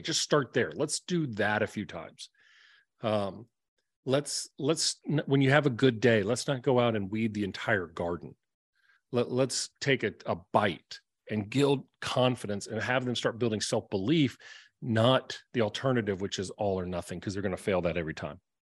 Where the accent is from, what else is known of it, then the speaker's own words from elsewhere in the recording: the South, United States; I'm from the South.